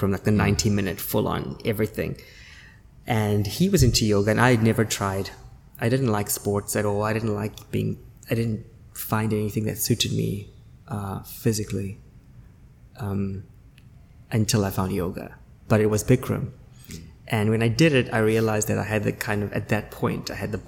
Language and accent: English; South Africa; moved away as an adult; also born or lived in Beijing, China / Shanghai, China; now in Singapore; I studied and lived and studied and was born obviously in South Africa